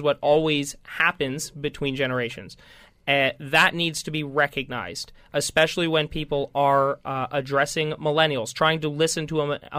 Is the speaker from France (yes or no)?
no; Scotland, United Kingdom; and I'm Scottish.